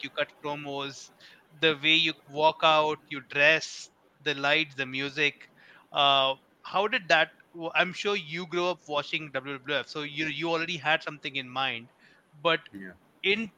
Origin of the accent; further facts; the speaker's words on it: Mumbai, Maharashtra, India; moved away; I grew up in Bombay